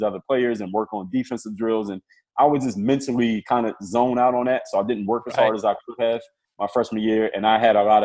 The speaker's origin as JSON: {"language": "English", "town": "Philadelphia", "region": "Pennsylvania", "country": "United States", "said": "I'm from Philadelphia"}